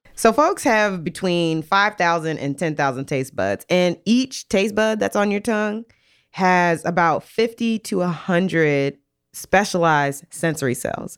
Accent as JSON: {"language": "English", "region": "Maryland", "country": "United States", "said": "I'm from Maryland"}